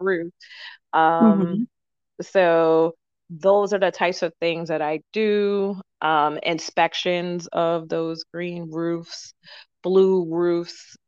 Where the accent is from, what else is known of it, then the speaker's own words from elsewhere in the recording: Boston, Massachusetts, United States; I'm from the Boston area